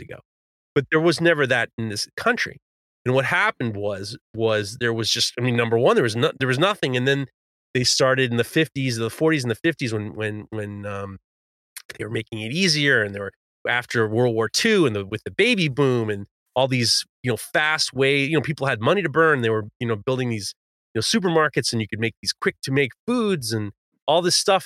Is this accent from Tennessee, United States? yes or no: no; New York City, New York, United States; When I was growing up in Manhattan, I went to an all